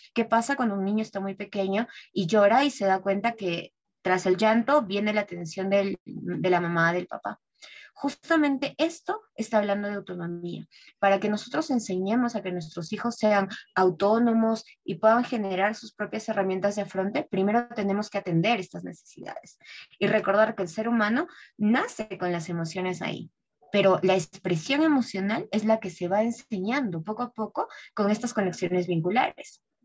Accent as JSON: {"language": "Spanish", "country": "Peru", "said": "soy peruana"}